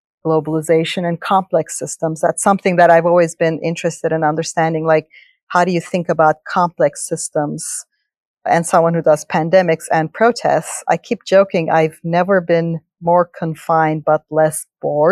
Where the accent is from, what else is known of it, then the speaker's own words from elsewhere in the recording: Turkey; English is a second language; moved away as an adult; now in United States; I grew up in Turkey, and I didn't speak English till I was 12 or so